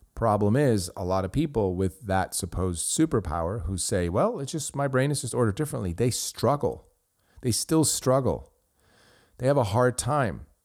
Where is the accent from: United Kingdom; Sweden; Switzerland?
Switzerland; first language Swiss German; English is a second language; moved away as an adult; now in United States; I grew up in Switzerland and I did my schooling. I went to college there, did business school, and then I came to the United States